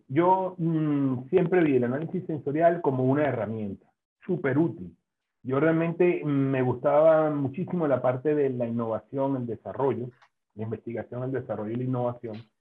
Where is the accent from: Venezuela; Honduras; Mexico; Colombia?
Venezuela; moved away as an adult; also born or lived in Spain; now in Zaragoza, Spain; me vine a España a hacer el doctorado, mi idea inicialmente era formarme eh, y luego regresar a mi tierra natal